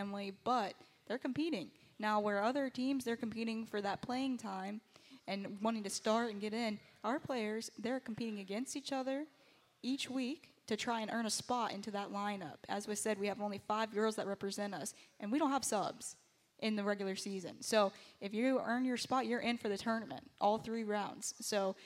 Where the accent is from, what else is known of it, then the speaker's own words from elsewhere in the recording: Southport, North Carolina, United States; I'm from Southport, North Carolina, not too far, happiest seaside